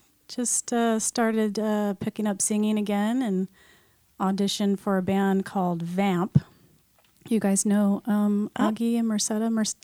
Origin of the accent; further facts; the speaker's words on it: San Diego, California, United States; also born or lived in Hawaii / Los Angeles; We were there till about I was five, and then we moved straight to San Diego.